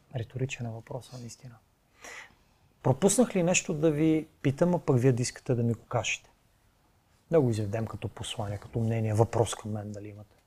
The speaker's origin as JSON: {"language": "Bulgarian", "country": "Bulgaria", "said": "като българин"}